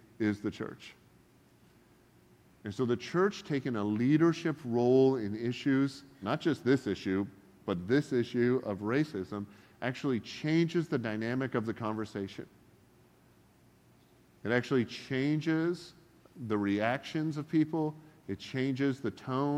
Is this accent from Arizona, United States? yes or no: no; Oregon, United States; I'm from Oregon